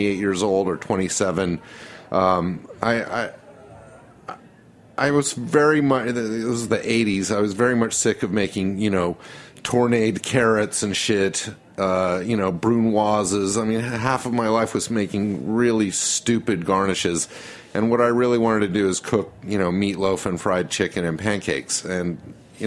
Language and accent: English; Salt Lake City, Utah, United States; now in New York, United States; growing up in Salt Lake City, you know, with my mother being very adventurous with cooking